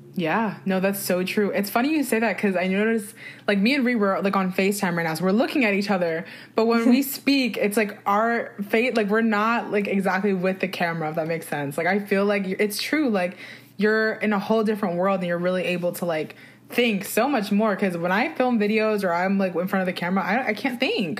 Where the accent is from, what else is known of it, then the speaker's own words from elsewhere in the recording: New Jersey, United States; I'm from New Jersey